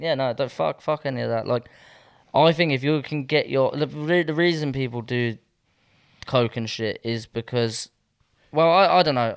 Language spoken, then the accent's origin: English; Southampton, South East England, United Kingdom; moved away as an adult; I feel like I've left Southampton.